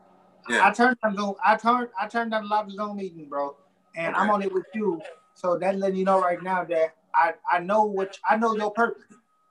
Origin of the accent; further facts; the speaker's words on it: Illinois, United States; Yeah, my whole life. 62nd and Kimbark and 81st and Muskegon.